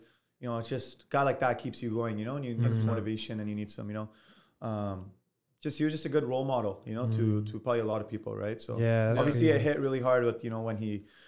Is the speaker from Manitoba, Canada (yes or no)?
no; Surrey, British Columbia, Canada; from Surrey